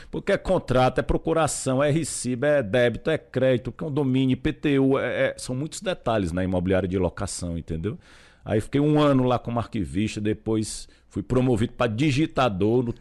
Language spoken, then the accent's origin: Portuguese; Fortaleza, Ceará, Brazil; born there; moved away as an adult; now in São Paulo, Brazil; Nasci em Fortaleza. Tô, estou morando em São Paulo.